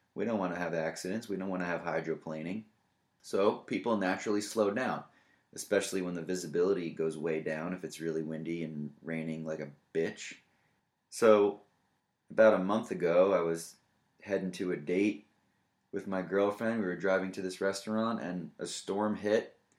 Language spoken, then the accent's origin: English; New York, United States; moved away; we are originally from New York